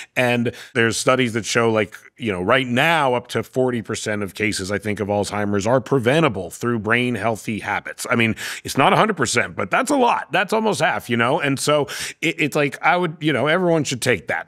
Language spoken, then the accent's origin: English; Vancouver, British Columbia, Canada; I'm from Vancouver.